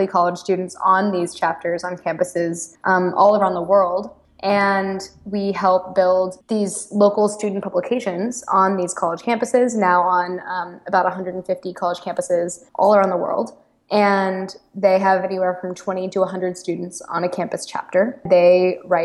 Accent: Austin, Texas, United States; moved away as an adult; also born or lived in Chicago; I am originally from Austin, Texas, which is a wonderful town, and I'm so proud to be from there.

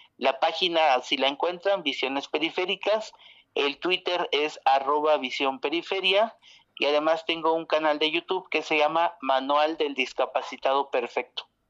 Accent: Mexico; now in Oaxaca, Mexico; mexicana que vive en Oaxaca

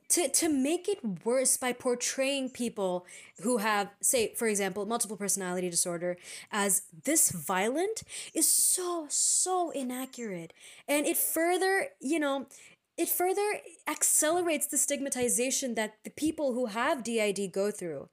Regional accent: India; We are Indian postgrads in psychology

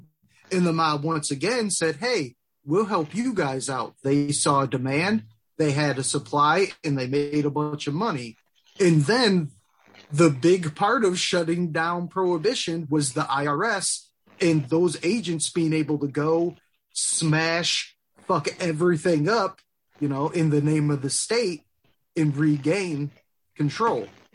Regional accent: Detroit, Michigan, United States; we're from Detroit, a notoriously corrupt and just very violent city

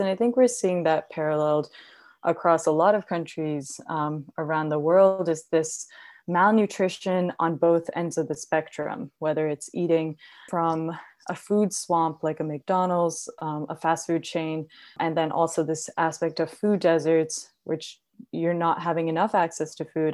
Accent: India; now in United States; I grew up in India

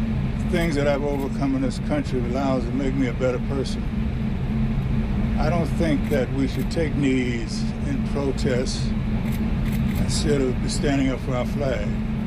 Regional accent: United States; I'm an American. That flag is my flag.

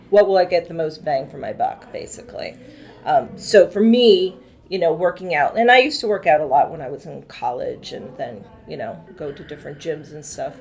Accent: Massachusetts, United States; moved away as an adult; now in Washington, D.C. area, United States; I'm originally from Massachusetts. I came down here uh, to the DC area for college and then never left

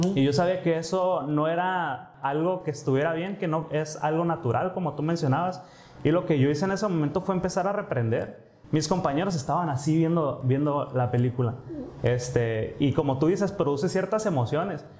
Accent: Mexico; como mexicanos sabemos

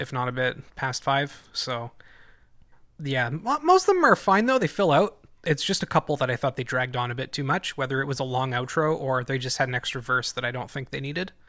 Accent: Canada; growing up in Canada

